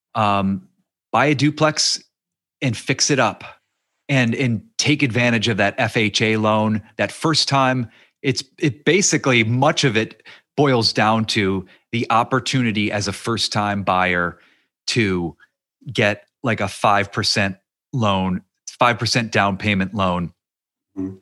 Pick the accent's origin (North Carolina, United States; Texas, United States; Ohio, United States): Ohio, United States; near Youngstown; moved away; I grew up near Youngstown, Ohio